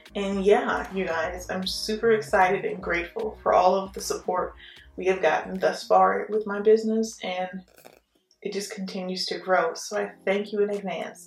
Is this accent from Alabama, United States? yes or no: no; Houston, Texas, United States; also born or lived in New Orleans, Louisiana; now in Baton Rouge, United States; I'm actually from Texas, Houston originally. But yeah, born in New Orleans, but definitely I claim Texas for sure.